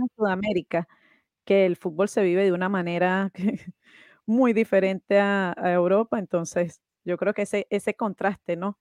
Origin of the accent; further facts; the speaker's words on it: Venezuela; yo soy de Venezuela